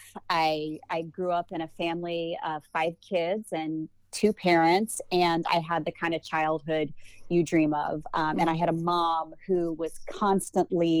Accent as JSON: {"language": "English", "region": "Ohio", "country": "United States", "tie": "born or raised there", "said": "I've been born and bred in Ohio."}